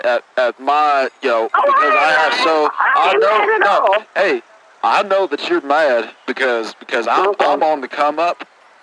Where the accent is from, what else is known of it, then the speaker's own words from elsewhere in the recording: Houston, Texas, United States; I'm from Houston. I don't know if I mentioned that.